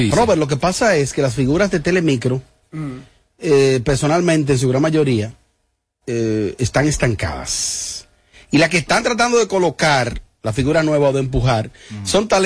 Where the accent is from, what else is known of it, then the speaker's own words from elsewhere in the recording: Mexico; soy mexicano